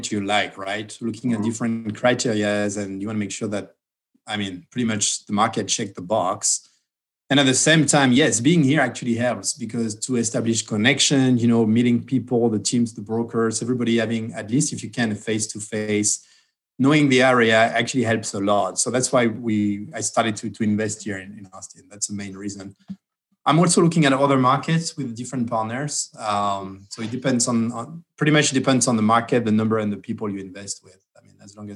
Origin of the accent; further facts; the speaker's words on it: Bordeaux, Nouvelle-Aquitaine, France; moved away as an adult; also born or lived in Detroit, Michigan / Bay Area, California; now in United States; from a place from Bordeaux